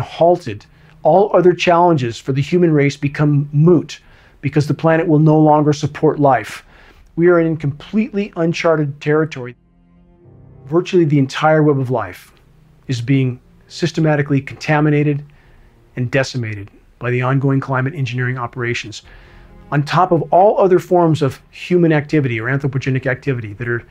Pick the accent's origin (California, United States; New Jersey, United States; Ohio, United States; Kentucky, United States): California, United States; Southern; moved away; I grew up in Southern California, choking in a sea of smog.